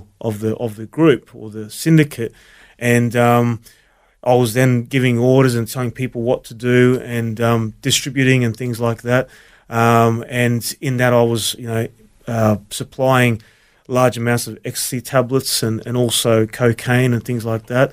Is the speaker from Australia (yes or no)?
yes; Brisbane, Queensland, Australia; also born or lived in Melbourne, Victoria; raised in Brisbane